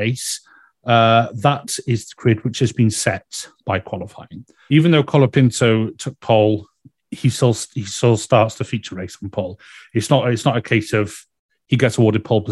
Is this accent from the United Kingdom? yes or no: yes; United Kingdom; being a Brit